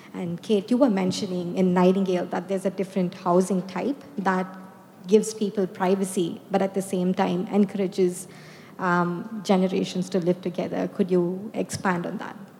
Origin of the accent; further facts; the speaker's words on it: India; moved away; I'm from India and I grew up in an apartment